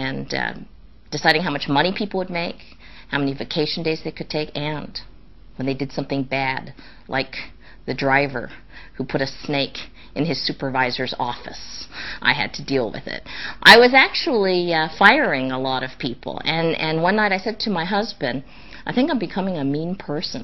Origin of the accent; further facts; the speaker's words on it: Los Angeles, California, United States; I grew up in Los Angeles.